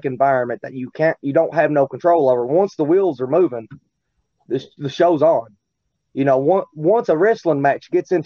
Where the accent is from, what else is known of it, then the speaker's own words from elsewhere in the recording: Richmond, Kentucky, United States; I'm from Richmond. It's same damn county, though